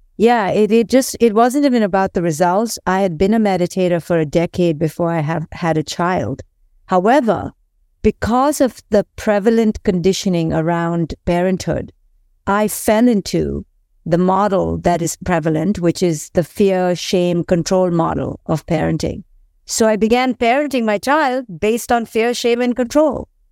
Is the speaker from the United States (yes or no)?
no; India; I grew up in India